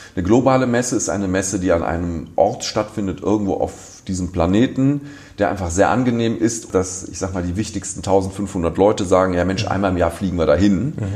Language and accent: German; Düsseldorf, North Rhine-Westphalia, Germany; also born or lived in Cologne; ich bin in Düsseldorf geboren